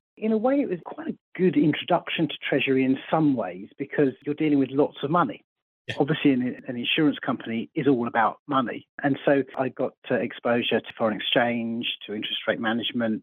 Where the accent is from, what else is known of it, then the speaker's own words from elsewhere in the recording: Surrey, South East England, United Kingdom; born and bred in Surrey